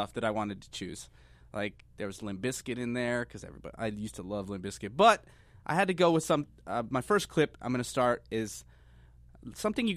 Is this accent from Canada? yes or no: no; Las Vegas, New Mexico, United States; my hometown of Las Vegas, New Mexico